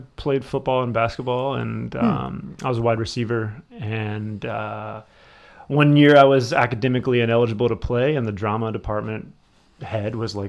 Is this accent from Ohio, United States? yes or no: yes; Cleveland, Ohio, United States; moved away as an adult; also born or lived in Louisville, Kentucky; now in Los Angeles, United States; Born in Louisville, Kentucky. Oh. I've lived kind of all over. I spent most of my formative years in Cleveland, Ohio. So like high school, college, that area. And then I've been in LA for 6 years now.